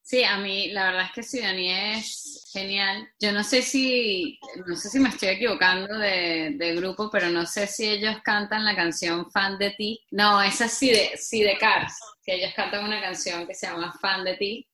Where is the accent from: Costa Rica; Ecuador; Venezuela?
Venezuela; moved away as an adult; now in Spain; soy venezolana y no, no entra en mi ADN pronunciar